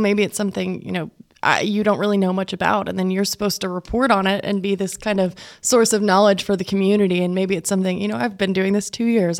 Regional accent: Plains, Texas, United States; I grew up in Plains, about an hour away here from Lubbock

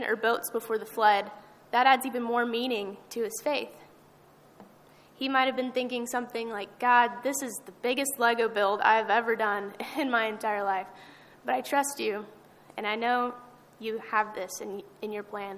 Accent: Amarillo, Texas, United States; I'm from Amarillo

